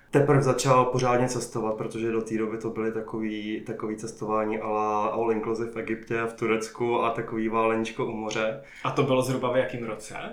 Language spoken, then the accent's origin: Czech; Jičín, Hradec Králové Region, Czechia; moved away as an adult; also born or lived in Prague; now in New Zealand; jsem původně eh, z Jíčína, ale po vejšce jsem se vlastně přestěhoval do Prahy a už jsem tam zůstal, už se mi tam líbilo.